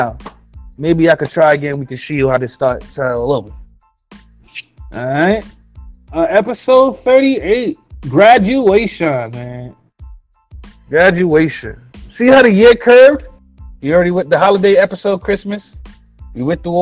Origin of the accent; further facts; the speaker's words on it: New York City, New York, United States; I'm from Brooklyn